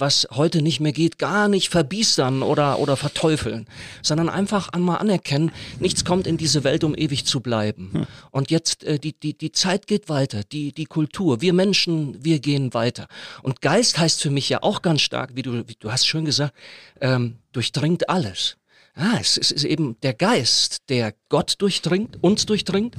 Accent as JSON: {"language": "German", "region": "North Rhine-Westphalia", "country": "Germany", "tie": "born or raised there", "moved": "yes", "said": "mit meiner Herkunft, mit meiner christlichen, mit meiner Glaubenssozialisation zu tun. Das ist dieser lebendige Pietismus in Westfalen"}